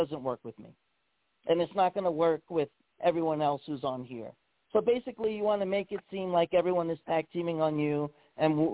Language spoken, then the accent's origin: English; New York, United States; moved away; also born or lived in Hawaii; my home state of New York.